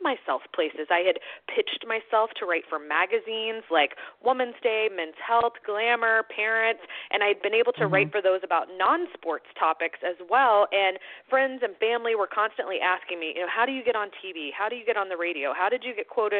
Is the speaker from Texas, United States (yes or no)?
no; Atlanta, Georgia, United States; moved away as an adult; I was born and raised there